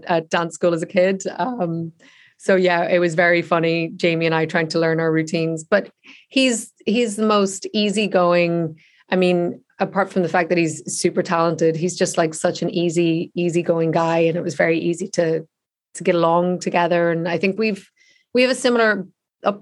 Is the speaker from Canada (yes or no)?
no; Ireland; I grew up just the other side of the border. So I grew up in the Republic of Ireland